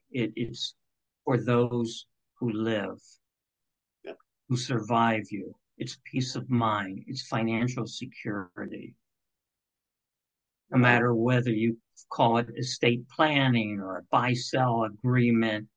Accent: Cincinnati, Ohio, United States; growing up in Cincinnati

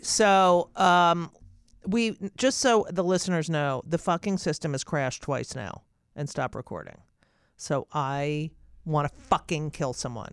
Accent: New Jersey, United States; I grew up in New Jersey

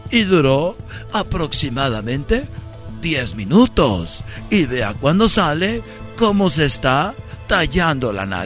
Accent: Oaxaca, Mexico; yo soy de Oaxaca, tenemos tierras ahí

